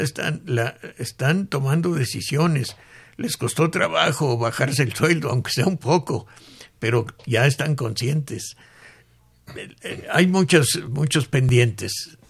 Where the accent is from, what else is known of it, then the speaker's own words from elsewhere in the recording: Mexico; muchos mexicanos hemos